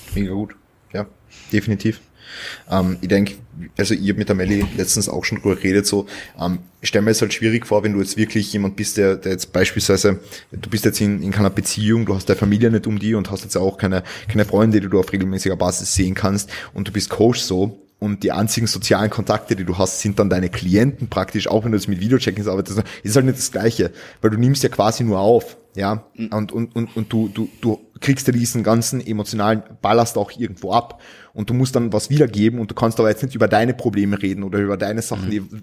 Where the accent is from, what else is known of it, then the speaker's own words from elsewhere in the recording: Vienna, Austria; Pisser ist so, so, so ein Joke-Wort bei uns in Wien